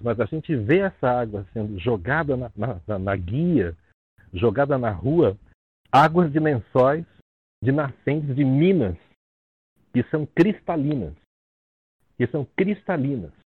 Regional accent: Rio de Janeiro, Brazil; now in São Paulo, Brazil; Eu sou do Rio de Janeiro, mas tenho em São Paulo há muitos anos.

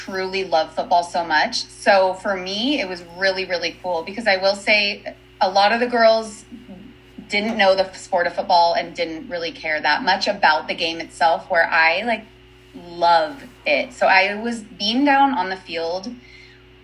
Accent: San Diego, California, United States; moved away as an adult; now in Utah, United States; I'm actually originally from San Diego, California. So I just grew up there

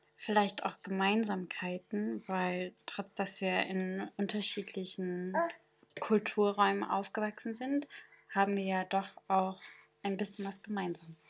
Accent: Sanaa, Yemen; now in Germany; ich bin im Jemen in Sanra geboren

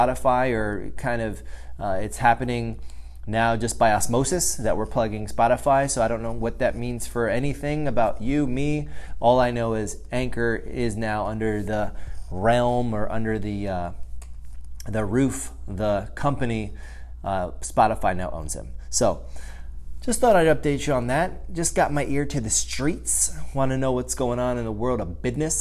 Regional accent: United States; being an American, growing up in the United States of America.

